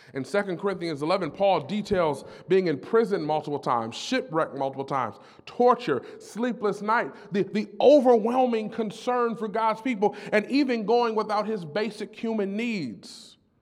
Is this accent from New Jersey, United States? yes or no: no; Detroit, Michigan, United States; I was born and raised in Detroit